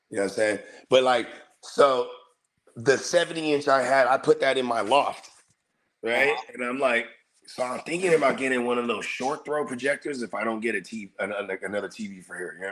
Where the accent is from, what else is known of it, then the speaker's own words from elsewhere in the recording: Philippines; see, I'm Filipino, bro, and like every every Filipino household I've ever been a part of, we had what we call the gridge, the garage fridge.